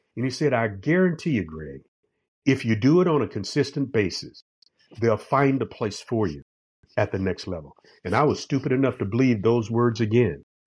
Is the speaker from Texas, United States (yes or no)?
no; Jacksonville, Florida, United States; growing up on the west side of Jacksonville in a place called Town